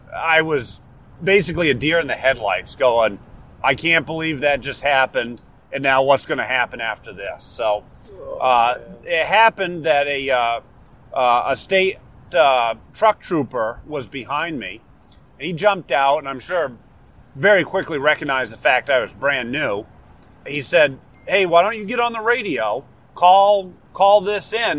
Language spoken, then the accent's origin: English; Warner, New Hampshire, United States; accent: New Hampshire local dialect; moved away; I'm from Warner. Um, Warner is uh, south central part of the state, uh, just uh, a little bit northwest of Concord even though I've lived elsewhere for a long time, Warner will always be home and where I'm from